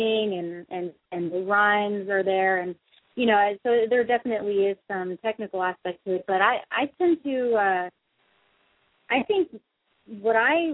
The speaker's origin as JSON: {"language": "English", "region": "South Florida", "country": "United States", "tie": "born or raised there", "also_born_or_lived": "West Palm Beach, Florida", "moved": "yes", "lives_now": "Los Angeles, United States", "said": "I grew up in South Florida"}